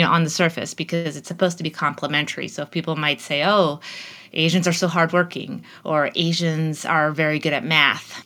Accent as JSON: {"language": "English", "country": "Canada", "tie": "born or raised there", "moved": "as an adult", "lives_now": "United States", "said": "I grew up in Canada. And when I first arrived in the United States for college"}